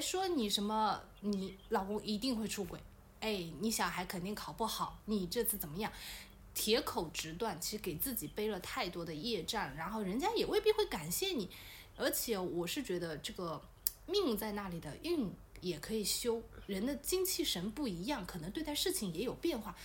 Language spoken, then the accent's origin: Chinese; Wenzhou, Zhejiang, China; 我们温州话